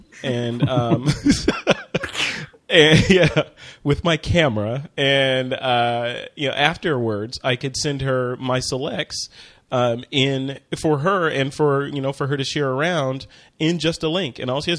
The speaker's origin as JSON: {"language": "English", "town": "Chicago", "region": "Illinois", "country": "United States", "said": "Sorry. I'm from Chicago. Come on."}